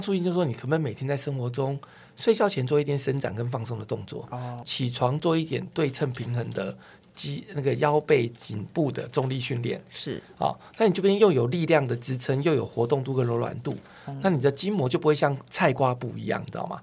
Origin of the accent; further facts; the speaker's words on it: Taiwan; 我们台湾人